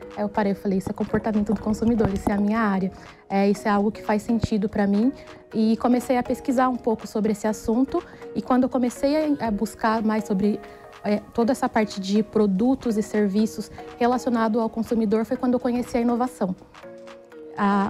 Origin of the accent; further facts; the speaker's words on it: interior of São Paulo state, Brazil; moved away as an adult; now in São Paulo, Brazil; sou do interior do estado de São Paulo, moro aqui em São Paulo há 13 anos